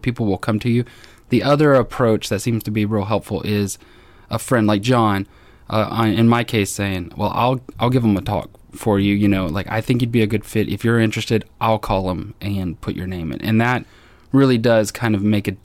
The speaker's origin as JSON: {"language": "English", "town": "Dallas", "region": "Texas", "country": "United States", "also_born_or_lived": "Arkansas", "moved": "as an adult", "lives_now": "Hot Springs, United States", "said": "as a Texan, a Dallas Texan, the idea of going to Arkansas was a bit foreign"}